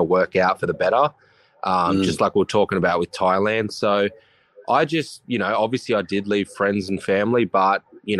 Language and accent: English; Horsham, Victoria, Australia; now in Sunshine Coast, Australia; I'm literally from Horsham. That's where I was born.